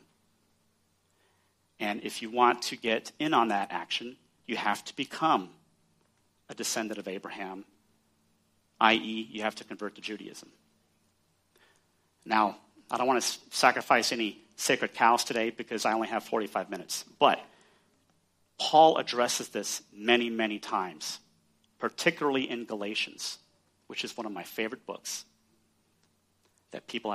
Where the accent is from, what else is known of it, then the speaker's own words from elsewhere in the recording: Texas, United States; I'm from Texas